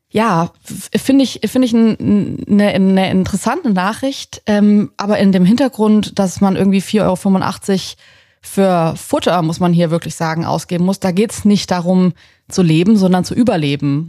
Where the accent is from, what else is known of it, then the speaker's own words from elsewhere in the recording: Southern Germany, Germany; moved away; ich bin in Süddeutschland auf dem Land aufgewachsen